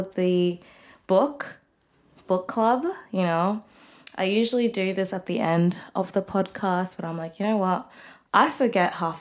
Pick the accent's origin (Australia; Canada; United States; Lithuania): Australia; Melbourne, Victoria; I'm 23 years old, and I'm from Melbourne, Australia.